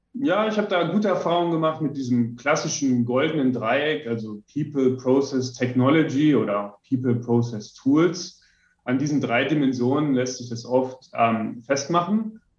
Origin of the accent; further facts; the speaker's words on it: western Germany, Germany; also born or lived in Ammersee, Bavaria; now in Bavaria, Germany; komme ich aus dem Westen Deutschlands